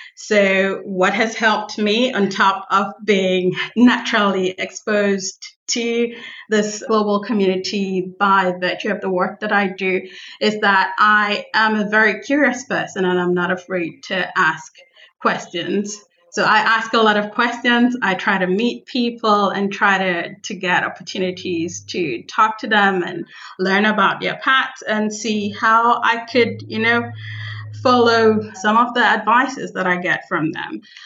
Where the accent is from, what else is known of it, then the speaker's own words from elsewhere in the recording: Nigeria; moved away; I am from Nigeria